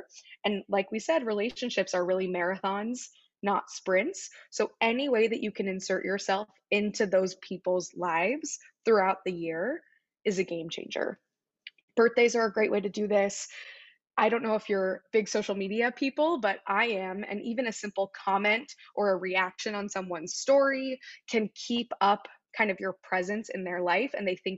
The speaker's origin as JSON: {"language": "English", "region": "Midwest", "country": "United States", "tie": "born or raised there", "said": "growing up in the Midwest, coming to the East Coast for school"}